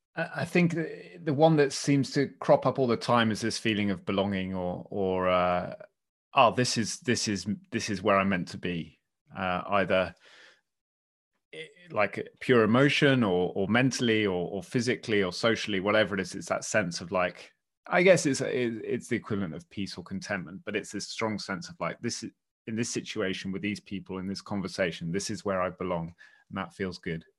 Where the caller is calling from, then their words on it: West Dorset, South West England, United Kingdom; I'm calling in from, uh, West Dorset, in the West Country of the British Isles